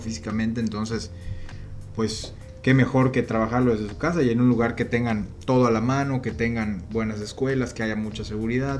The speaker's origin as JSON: {"language": "Spanish", "region": "Yucatán", "country": "Mexico", "said": "nosotros que somos yucatecos"}